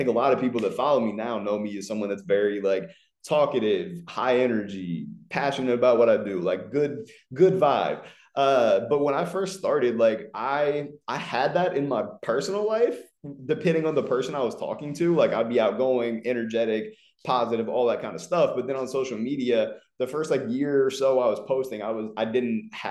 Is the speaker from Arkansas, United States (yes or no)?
no; Ohio, United States; moved away as an adult; also born or lived in Los Angeles / Philadelphia; now in Fort Lauderdale, United States; I'm originally from Ohio. I lived there for the first 24 years of life, and then I moved to Los Angeles in February of 2019